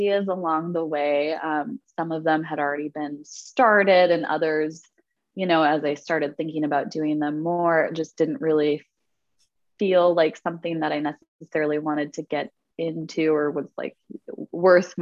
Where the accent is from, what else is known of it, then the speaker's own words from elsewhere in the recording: Wisconsin, United States; growing up in Wisconsin in the middle of winter